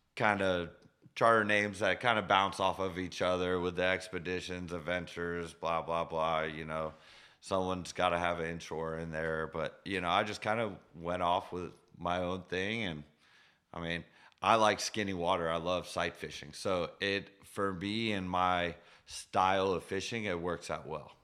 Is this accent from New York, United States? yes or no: no; Sarasota, Florida, United States; I was born in Sarasota